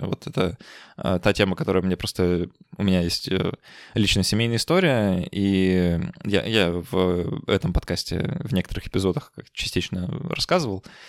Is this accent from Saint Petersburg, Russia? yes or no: yes; Saint Petersburg, Russia; я из Петербурга